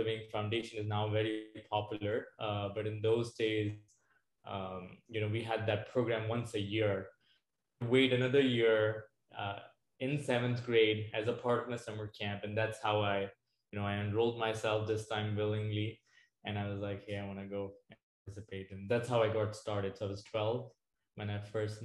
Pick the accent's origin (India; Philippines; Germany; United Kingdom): India; New Delhi, Delhi; moved away as an adult; now in Arizona, United States; I did grow up in India and I moved to the US in 2012.